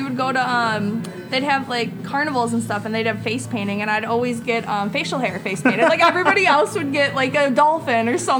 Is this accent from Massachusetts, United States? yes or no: yes; Boston, Massachusetts, United States; accent: Boston; But then I noticed my accent, too, was coming out. Like, when I would say, like, when I would talk to people and I would say certain things like, mom, and they're like, look at me like a certain way. I'm like, oh, my O's.